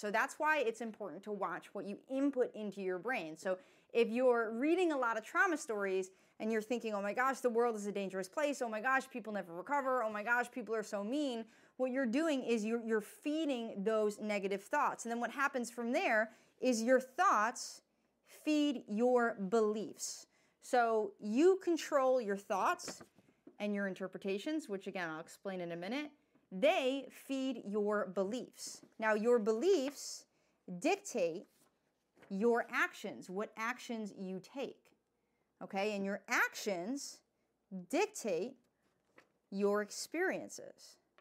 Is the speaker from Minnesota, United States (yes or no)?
no; New York, United States; I'm from New York